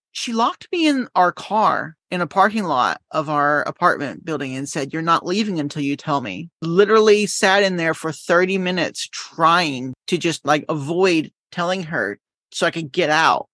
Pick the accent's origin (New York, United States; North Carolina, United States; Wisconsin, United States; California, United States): North Carolina, United States; Winston-Salem; now in Yokohama, Japan; I'm from North Carolina